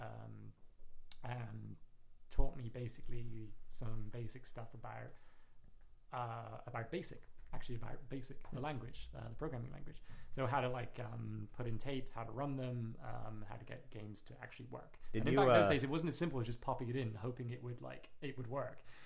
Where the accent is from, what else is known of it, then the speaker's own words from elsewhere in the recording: Plymouth, South West England, United Kingdom; now in New York, United States; I was born and raised in England, a little city called Plymouth.